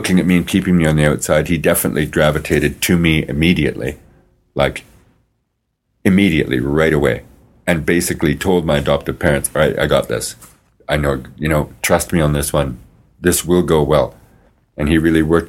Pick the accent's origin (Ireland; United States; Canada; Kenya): Canada; Regina, Saskatchewan; growing up in the South End was very, very difficult.